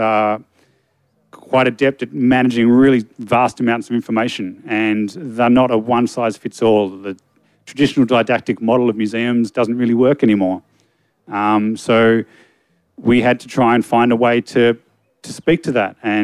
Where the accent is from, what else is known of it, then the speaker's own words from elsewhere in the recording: Hobart, Tasmania, Australia; moved away as an adult; now in Melbourne, Australia; I'm from Hobart. I moved over to Melbourne in 2004